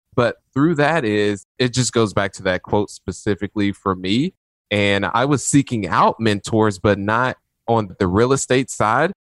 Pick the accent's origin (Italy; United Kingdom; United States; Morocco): United States; Indianapolis, Indiana; was born on the east side of Indianapolis, where people, when they drive through the neighborhoods where I had my upbringing, they tend to lock their doors.